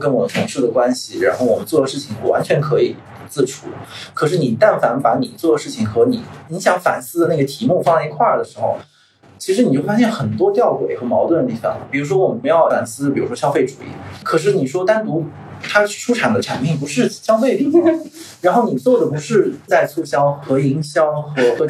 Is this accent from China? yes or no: yes; China; 尤其对我们中国人来讲，他可能牺牲自己眼前